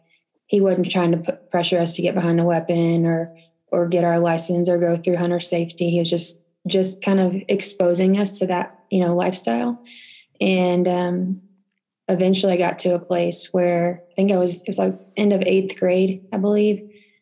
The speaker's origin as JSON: {"language": "English", "town": "Holland", "region": "Texas", "country": "United States", "tie": "born or raised there", "also_born_or_lived": "Temple, Texas", "moved": "as an adult", "lives_now": "Utah, United States", "said": "I was living in a little farm town. I don't know if anybody would know, but it's called Holland, Texas, known for the Holland Corn Fest."}